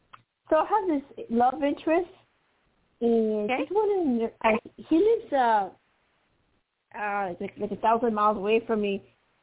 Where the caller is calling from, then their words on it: Arizona, United States; It's been quite many months that I call you, Arizona.